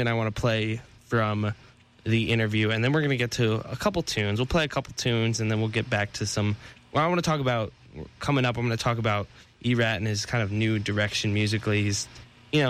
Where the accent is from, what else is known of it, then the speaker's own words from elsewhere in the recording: New Jersey, United States; now in New England, United States; I'm from Jersey